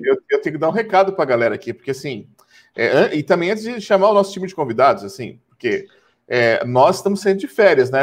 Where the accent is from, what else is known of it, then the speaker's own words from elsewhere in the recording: Brazil; como bons brasileiros